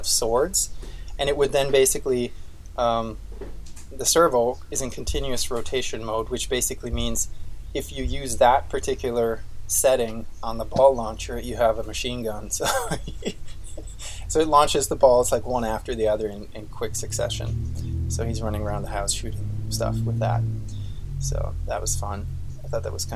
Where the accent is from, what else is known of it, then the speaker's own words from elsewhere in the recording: Austria; moved away; I grew up in Austria, at least, the mechanical engineering school I went